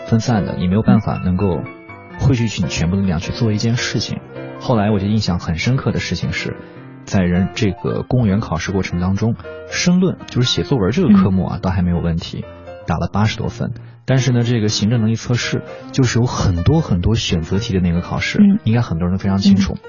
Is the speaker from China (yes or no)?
yes; Xinjiang, China; first language Chinese; moved away as an adult; now in Beijing, China; 我一个西北的孩子能够来到北京